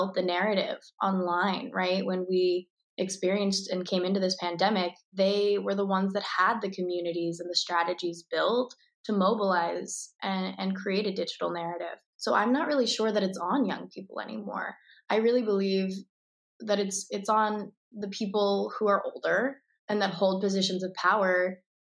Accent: Tucson, Arizona, United States; I was born and raised in Tucson, Arizona

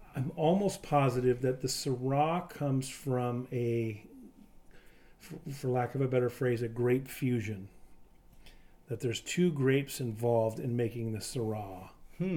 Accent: Eastern Washington, United States; I grew up in Eastern Washington, but I've lived on either side of the state my entire life.

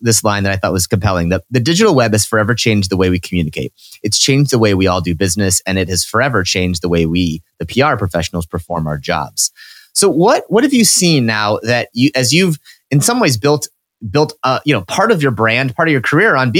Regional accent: Midwest, United States; now in East Coast, United States; growing up in the Midwest

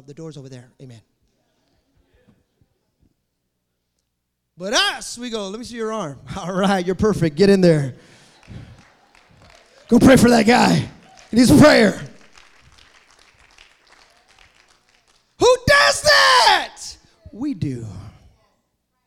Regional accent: Fremont, California, United States; also born or lived in Hayward, California; I grew up in Fremont Christian. That's how I grew up, going there.

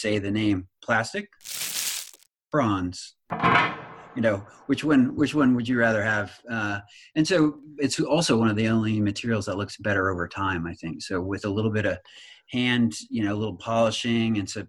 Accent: Nebraska, United States; I was raised in Nebraska

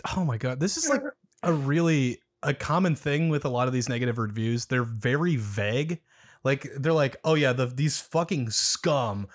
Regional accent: Omaha, Nebraska, United States; I'm not from Lincoln, I'm from Omaha

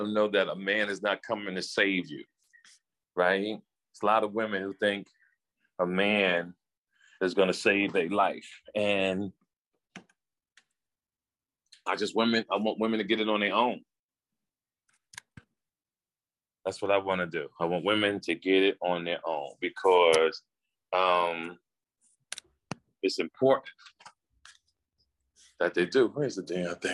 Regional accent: New Jersey, United States; I was from Jersey

